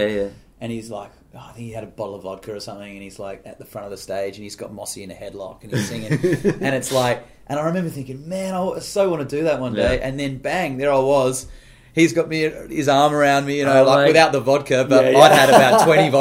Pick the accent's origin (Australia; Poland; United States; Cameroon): Australia; Adelaide, South Australia; growing up in Adelaide